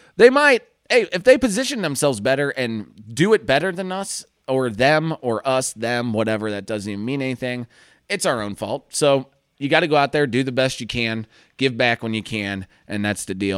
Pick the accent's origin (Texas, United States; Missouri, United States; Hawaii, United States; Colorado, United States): Missouri, United States; St. Louis; I'm from Saint Louis